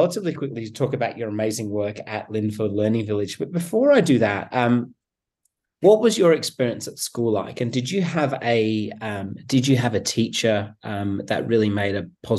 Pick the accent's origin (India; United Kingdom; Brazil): United Kingdom; England; born there; I was born in England